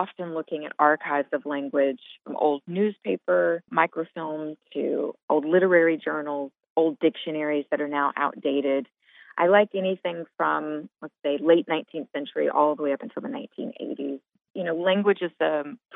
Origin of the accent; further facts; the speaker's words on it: Montgomery, Alabama, United States; moved away as an adult; also born or lived in Tuscaloosa, Alabama; now in Chicago, United States; I'm originally from Montgomery, Alabama